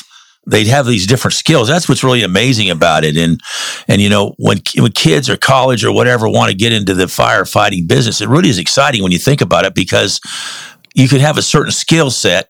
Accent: United States; moved away; I'm from Lake Tahoe area.

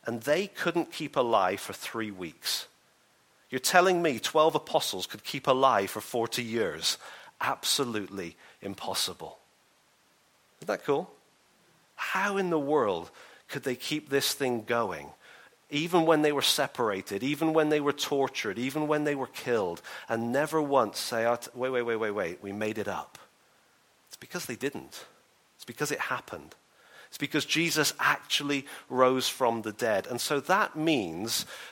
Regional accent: England, United Kingdom; I'm English

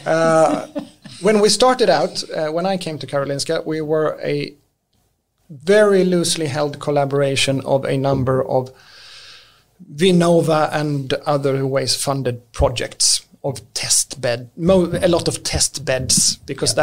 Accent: Lund, Skåne, Sweden; English is a second language; moved away; also born or lived in Stockholm; I'm born and raised in Lund.

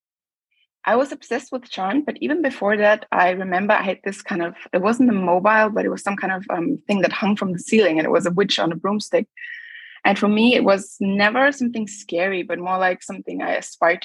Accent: Linz, Upper Austria, Austria; moved away as an adult; also born or lived in London, United Kingdom; now in Berlin, Germany; I was growing up in Austria. It's quite a conservative country.

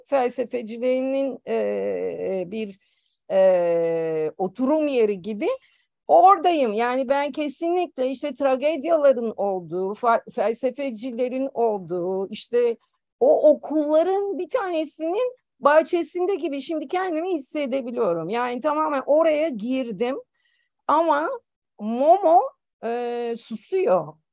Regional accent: Aegean Region, Turkey; Şimdi ben bir Egeli olarak

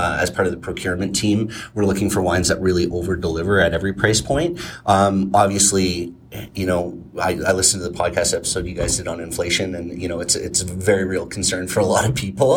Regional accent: Ontario, Canada; moved away; I'm originally from Ontario

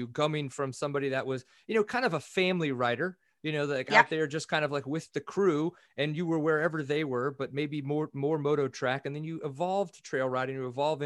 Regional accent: Louisiana, United States; I grew up in Louisiana

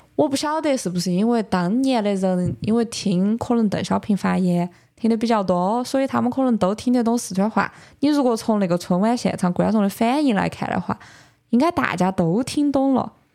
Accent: Sichuan, China; 我们四川的这种方言艺术

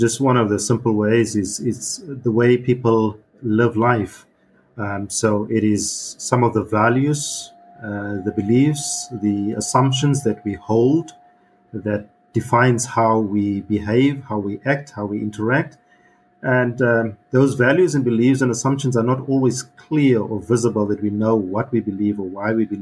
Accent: Namibia; moved away as an adult; now in Germany; I am from Namibia, which is a country in southwestern Africa

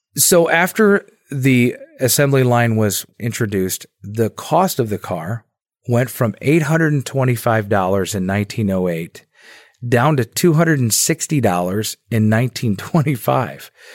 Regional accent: Dearborn Heights, Michigan, United States; I grew up in Dearborn, Michigan, or Dearborn Heights, Michigan, just a few blocks outside of Dearborn.

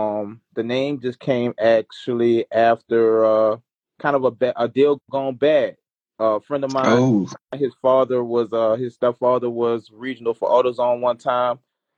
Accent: New Orleans, Louisiana, United States; I'm chilling down here in New Orleans.

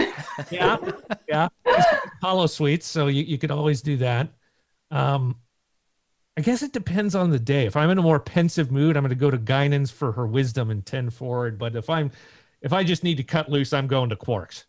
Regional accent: Seattle, Washington, United States; we're from Seattle

